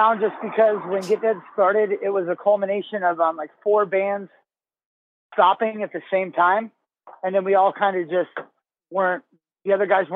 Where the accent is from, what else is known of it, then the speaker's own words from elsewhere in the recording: Bay Area, California, United States; growing up in the Bay Area